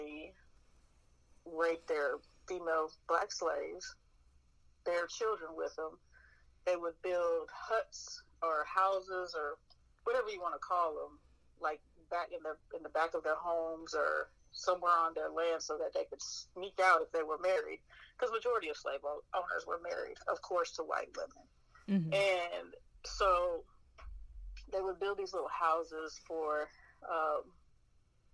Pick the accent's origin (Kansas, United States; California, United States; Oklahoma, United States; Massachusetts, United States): Kansas, United States; Kansas City; grew up in Kansas City, Kansas